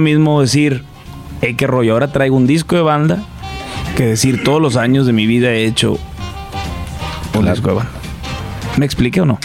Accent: Sinaloa, Mexico; ahí crecí, ahí en en Sinaloa. Me gusta mucho eh, poder decir que vivo aún ahí

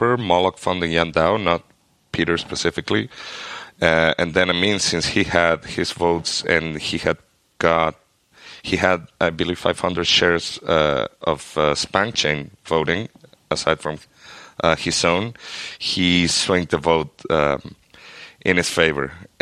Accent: Argentina; I am from Argentina

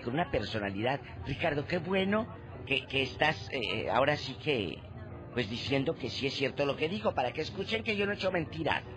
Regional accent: Matamoros, Tamaulipas, Mexico; now in California, United States; yo también soy de Matamoros

